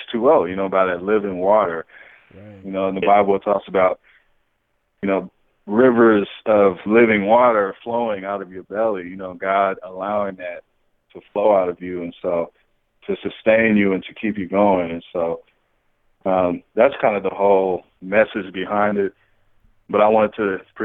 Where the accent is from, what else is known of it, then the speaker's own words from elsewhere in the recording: Phoenix, Arizona, United States; moved away; I'm from Phoenix, Arizona originally